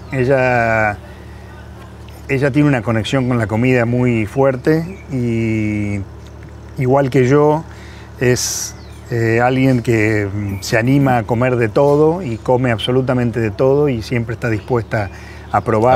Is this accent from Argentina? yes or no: yes; Argentina